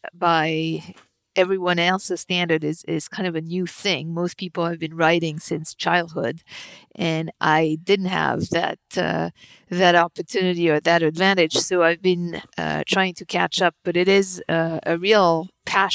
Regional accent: suburb of Paris, Île-de-France, France; moved away as an adult; also born or lived in New York; I was born and raised in France, in the suburb of Paris

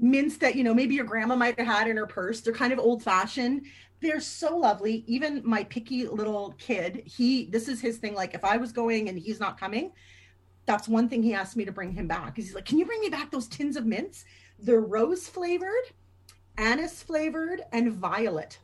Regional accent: Canada; I'm Canadian.

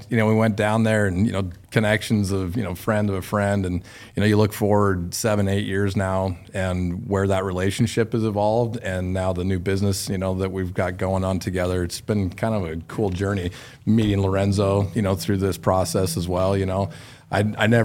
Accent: Idaho, United States; I'm from Idaho.

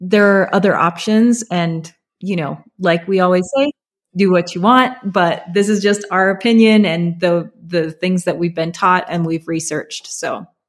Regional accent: Alaska, United States; moved away; where I grew up in Alaska

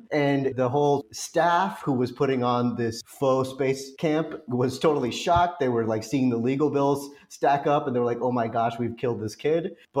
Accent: Orange, California, United States; also born or lived in Los Angeles; I'm really from Orange County. So, so yeah, I was actually born in the city of Orange

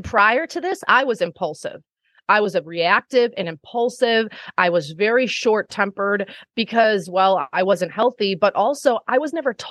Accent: Wisconsin, United States; here in my small hometown in Wisconsin

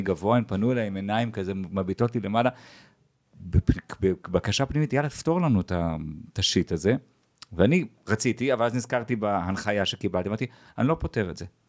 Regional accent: Jerusalem, Jerusalem District, Israel; אני ירושלמי במקור

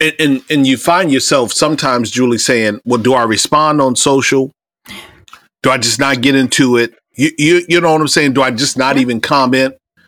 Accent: Iowa, United States; also born or lived in Indiana / Ohio; I grew up in Iowa. I grew up in the Midwest, Indiana, Ohio, and Iowa, but my formative and teen years, Iowa.

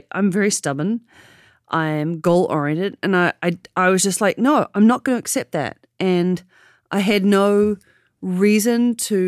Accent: New Zealand; born or raised there; now in San Francisco, United States

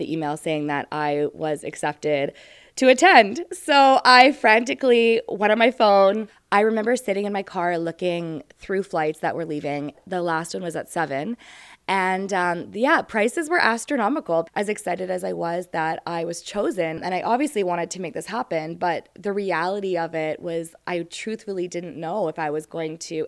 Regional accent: Winnipeg, Manitoba, Canada; I am from Winnipeg, Manitoba

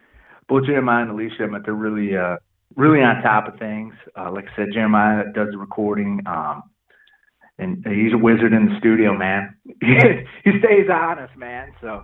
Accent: Flint, Michigan, United States; Well, dude, I'm from the Flint area, man.

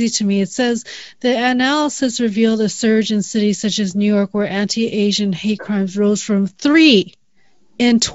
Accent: Canada; I grew up in Canada

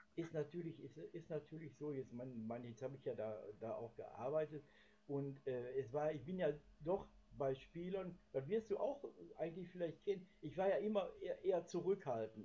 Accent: Gelsenkirchen, North Rhine-Westphalia, Germany; Gelsenkirchenhorst. Das ist auch mein Geburtsort

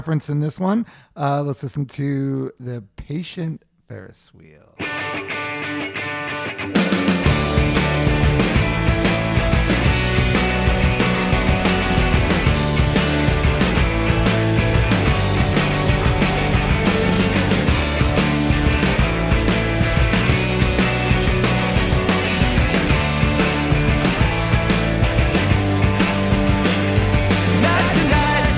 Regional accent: New York City, New York, United States; I'm from Queens

